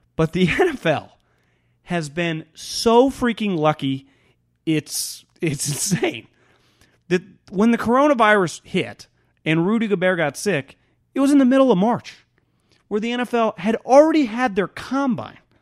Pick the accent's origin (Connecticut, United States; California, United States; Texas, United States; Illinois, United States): California, United States; Sacramento; the team that I grew up watching in Sacramento, the Sacramento Kings